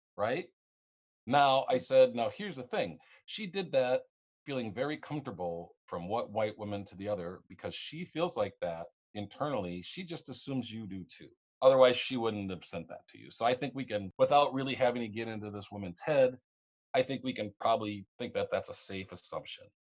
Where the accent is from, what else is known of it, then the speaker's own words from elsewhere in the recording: the South, United States; now in Minnesota, United States; I was born in the South